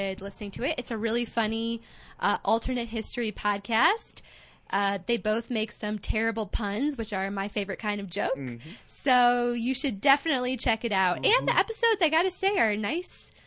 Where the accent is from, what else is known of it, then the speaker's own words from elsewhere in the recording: United States; I'm an American